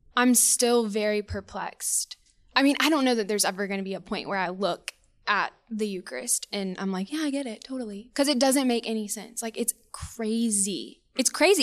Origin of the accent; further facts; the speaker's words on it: Spanish Fort, Alabama, United States; also born or lived in Auburn, Alabama / Kentucky / Fairhope, Alabama; I'm from Spanish Fort, born and raised